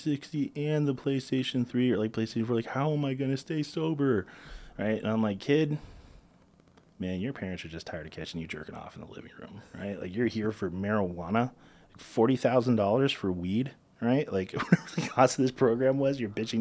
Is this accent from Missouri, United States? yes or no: no; South Florida, United States; I'm from South Florida